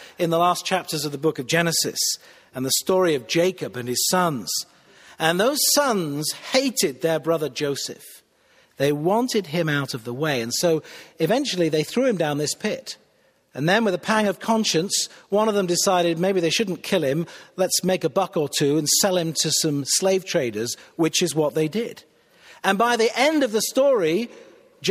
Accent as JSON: {"language": "English", "area": "Cheshire", "region": "North West England", "country": "United Kingdom", "tie": "born or raised there", "also_born_or_lived": "Manchester / Shropshire", "moved": "as an adult", "lives_now": "Pittsburgh, United States", "said": "Cheshire, where I grew up"}